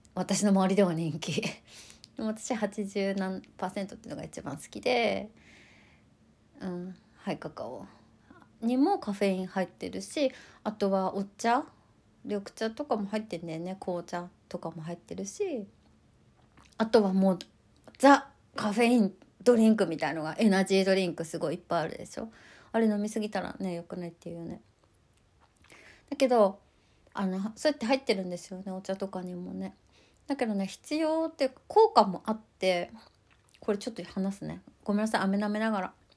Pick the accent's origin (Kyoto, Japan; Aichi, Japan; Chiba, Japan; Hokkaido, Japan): Hokkaido, Japan; accent: Hokkaido dialect; moved away